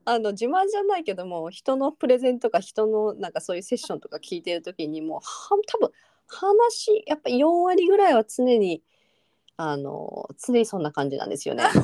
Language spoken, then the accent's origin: Japanese; Japan; moved away; どこで生まれたのって聞かれてで、うんうん、日本って言って